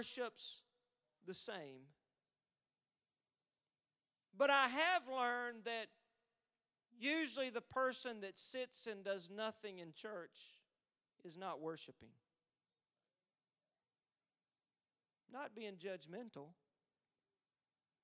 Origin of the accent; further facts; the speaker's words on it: Texas, United States; I'm from Texas